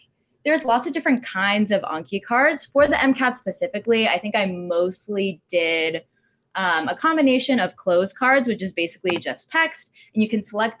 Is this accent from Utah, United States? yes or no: no; Texas, United States; also born or lived in California; now in New York, United States; I grew up in Texas, went to undergrad in California, and now I'm on the East Coast.